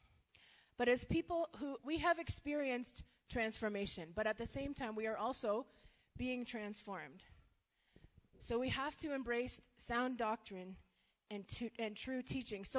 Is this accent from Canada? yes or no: yes; Canada; moved away as an adult; now in Malawi; so I'm Canadian. We've been in Malawi for 4 years